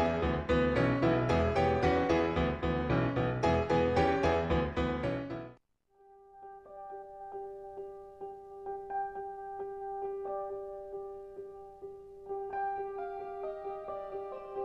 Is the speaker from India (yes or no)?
no; South Korea; moved away; from Korea, an intern of CITR